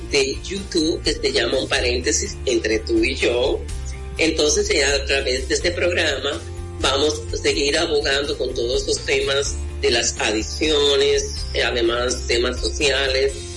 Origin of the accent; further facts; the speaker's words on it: Mao, Valverde, Dominican Republic; mi pueblo, en Valverde Mam